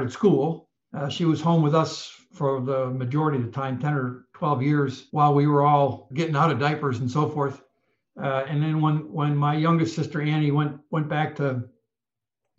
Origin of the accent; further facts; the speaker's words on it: Fairport, New York, United States; moved away as an adult; also born or lived in Ithaca, New York; now in Charlotte, United States; when I was growing up in a small town outside of Rochester. Fairport was a town of about 5,000 people